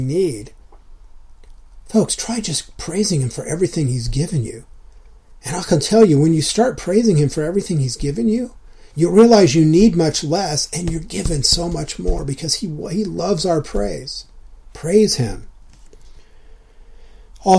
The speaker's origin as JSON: {"language": "English", "region": "Southern California", "country": "United States", "tie": "born or raised there", "said": "all the years growing up in Southern California that I spent surfing"}